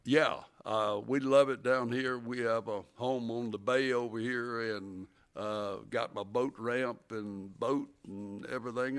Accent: Alabama, United States; I grew up about seventy miles, uh, northeast of here on the farm.

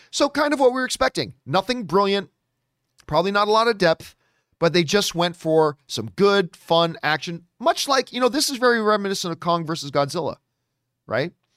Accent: Canada; as a Canadian

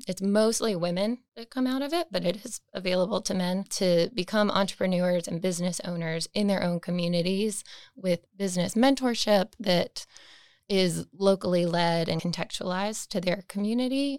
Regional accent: Raleigh, North Carolina, United States; I am from Raleigh, born and raised. I've been here my whole life.

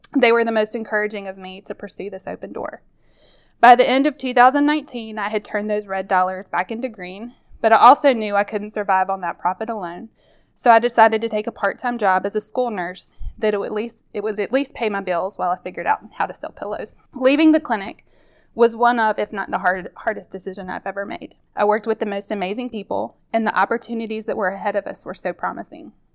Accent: Mississippi, United States; I grew up here in Mississippi

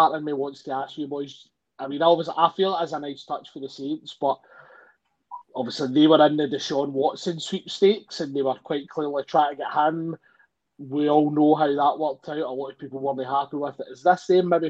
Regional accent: Scotland, United Kingdom; being Scottish

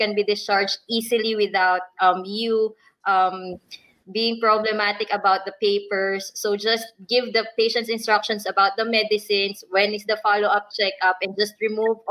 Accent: Philippines; now in United States; as a Filipina nurse

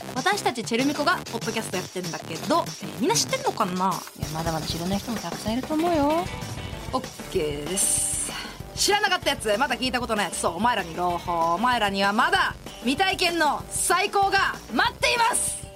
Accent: Hiroshima, Japan; born or raised there; moved away

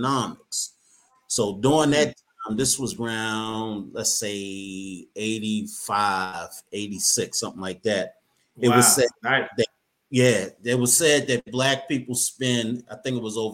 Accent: Baltimore, Maryland, United States; Born and raised in Baltimore, Maryland.

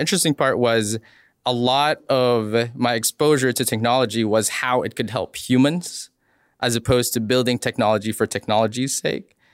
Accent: Philippines; moved away; I grew up in the Philippines

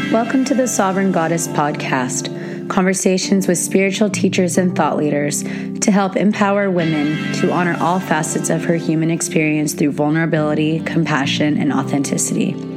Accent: California, United States; I'm from America and I live in California and I was born on Native American soil here

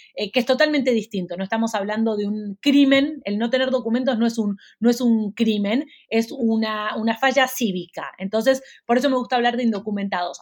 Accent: Argentina; now in Miami, United States; Argentina, que es, mi país de origen

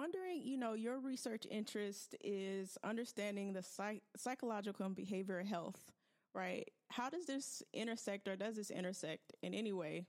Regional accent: the South, United States; moved away; I'm from the South, originally from like a really rural area

